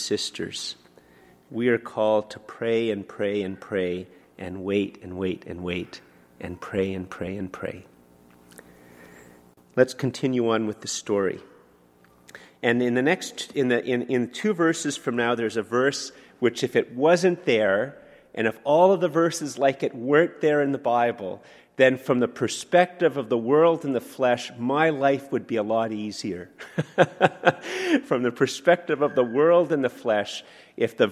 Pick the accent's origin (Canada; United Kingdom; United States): Canada